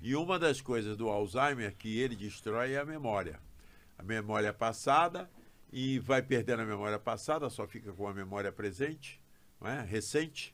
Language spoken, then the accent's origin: Portuguese; Rio de Janeiro, Brazil; Eu sou carioca, nascido em Botafogo, criado no bairro de São Francisco Xavier, num subúrbio do Rio